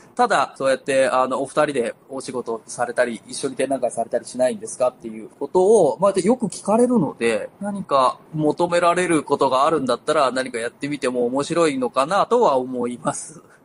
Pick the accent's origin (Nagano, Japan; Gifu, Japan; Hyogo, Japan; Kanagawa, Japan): Gifu, Japan; moved away as an adult; now in Tokoname, Japan; 僕は岐阜県の出身なんです